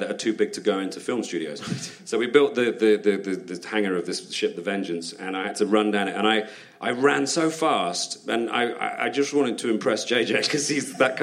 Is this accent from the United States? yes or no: no; United Kingdom; as a Brit over there